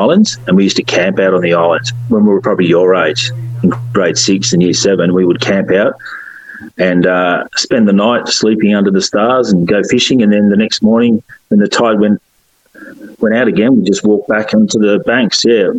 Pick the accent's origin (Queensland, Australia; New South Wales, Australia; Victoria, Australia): Victoria, Australia; Carrum; growing up in Karam.